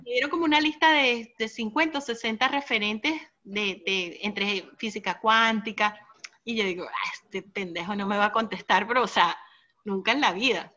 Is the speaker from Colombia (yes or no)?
no; United States; yo siendo americana